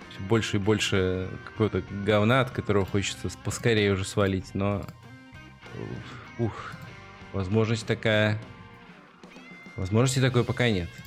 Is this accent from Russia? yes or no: no; Maladzyechna, Minsk Region, Belarus; лыжню устро, устроили около моего родного города, короче, молодечной, тоже человек там под 20 задержали.